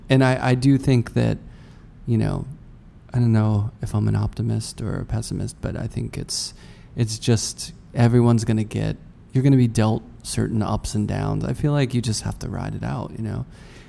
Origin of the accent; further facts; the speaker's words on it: Tornado Alley, United States; I grew up in Tornado Alley.